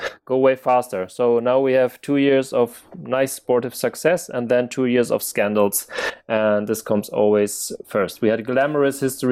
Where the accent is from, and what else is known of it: Germany; born or raised there